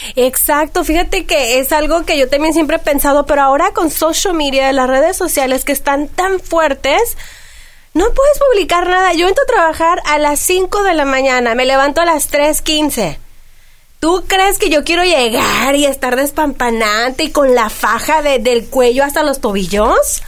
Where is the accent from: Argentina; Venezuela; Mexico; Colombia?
Mexico; como buena mexicana